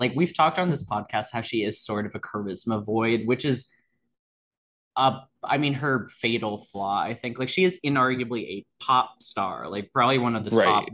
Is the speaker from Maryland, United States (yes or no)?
yes; Potomac, Maryland, United States; growing up in Potomac, Maryland